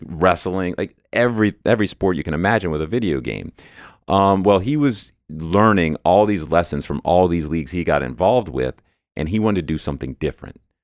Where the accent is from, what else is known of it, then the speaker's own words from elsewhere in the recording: New Orleans, Louisiana, United States; moved away as an adult; now in Dallas, United States; So I'm not actually from the Dallas area. I'm from New Orleans originally